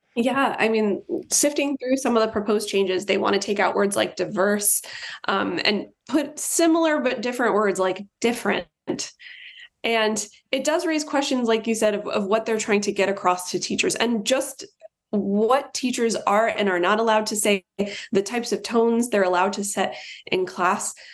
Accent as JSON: {"language": "English", "region": "Virginia", "country": "United States", "said": "I'm from Virginia."}